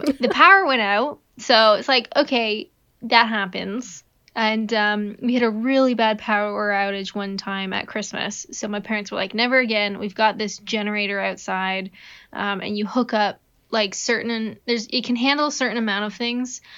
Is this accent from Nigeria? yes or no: no; Canada; I'm Canadian.